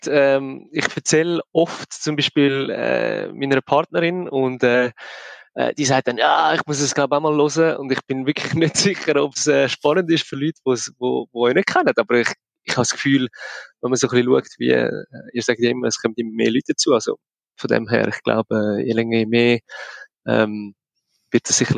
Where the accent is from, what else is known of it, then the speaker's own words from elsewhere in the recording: Zollikon, Zurich, Switzerland; also born or lived in London / Brussels; now in Bern, Switzerland; ich bin in Zollikow aufgewachsen, zusammen mit Tommy schon, der Albi dann später auch dazugekommen. Und ähm, ja, mittlerweile wohne ich in Bern und zwischendurch ähm, verschiedene Orte auf der Welt